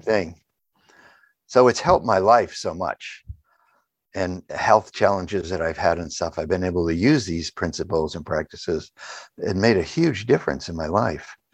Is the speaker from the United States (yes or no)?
yes; New England, United States; I grew up in New England